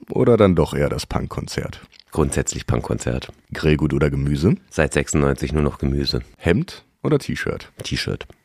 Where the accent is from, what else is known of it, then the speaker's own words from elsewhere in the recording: Berlin, Germany; Ich bin aus Berlin.